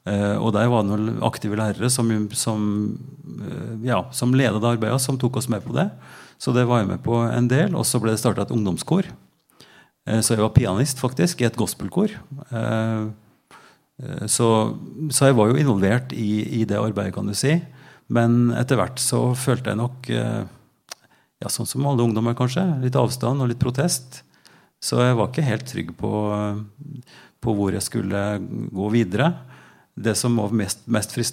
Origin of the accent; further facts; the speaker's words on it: Oppdal, Trøndelag, Norway; now in Drammen, Norway; Jeg er fra Trøndelag, fra Oppdal. Sør-Trøndelag. Rett over Dovrefjellet når du kjører sørfra.